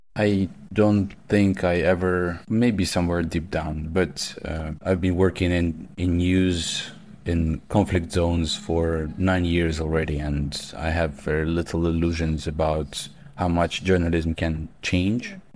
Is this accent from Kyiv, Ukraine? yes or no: no; Kharkiv, Kharkiv Oblast, Ukraine; I was in a Kharkiv, in my hometown